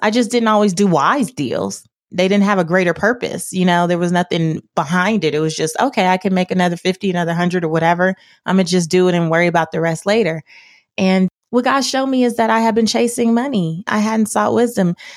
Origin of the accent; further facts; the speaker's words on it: Los Angeles, California, United States; I grew up in South Central Los Angeles